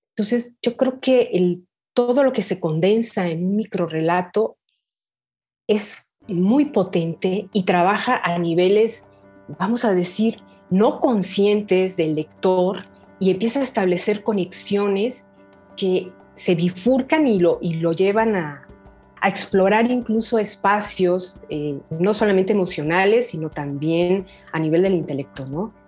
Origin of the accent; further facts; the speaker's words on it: Guadalajara, Jalisco, Mexico; also born or lived in France; yo soy originaria de, Jalisco, de Guadalajara. Nací aquí y bueno, he vivido prácticamente